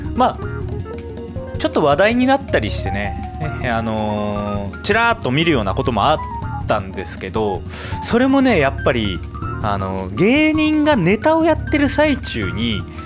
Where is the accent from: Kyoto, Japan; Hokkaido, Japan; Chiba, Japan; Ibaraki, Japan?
Hokkaido, Japan; Sapporo; moved away as an adult; now in Tokyo, Japan; 私生まれも育ちも札幌の